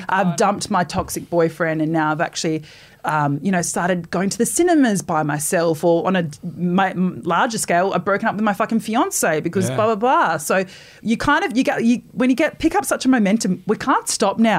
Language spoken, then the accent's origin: English; Perth, Western Australia, Australia; now in Sydney, Australia; I go back to Perth